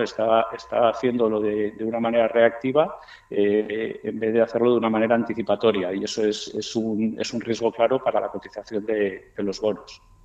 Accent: Spain; moved away; also born or lived in Miami, United States; yo soy español, pero también soy norteamericano

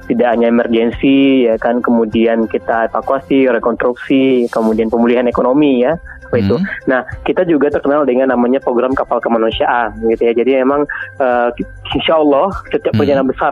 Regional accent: West Sumatra, Indonesia; Itu kan memang khasnya orang kita ya Minangkabau

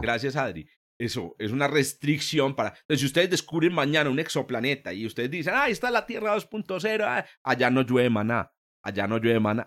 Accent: Antioquia, Colombia; como decimos aquí en, mi tierra

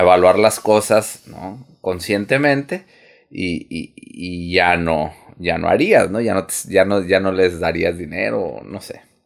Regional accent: Sonora, Mexico; nosotros, por ejemplo, somos de aquí de Sonora.

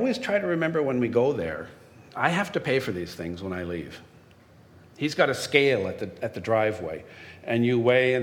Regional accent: Timmins, Ontario, Canada; growing up in Timmins

